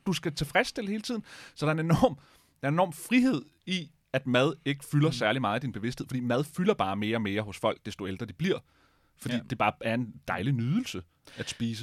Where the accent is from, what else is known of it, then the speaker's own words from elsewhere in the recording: Denmark; vi er nok mange danskere